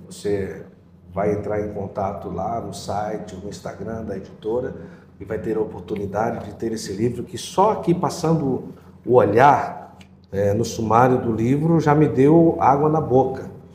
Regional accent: Northeast Region, Brazil; moved away; no Nordeste, de onde vim

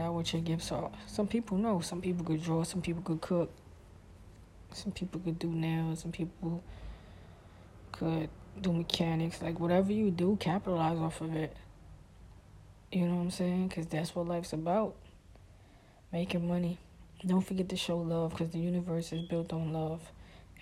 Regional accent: New York City, New York, United States; when I grew up in Brooklyn

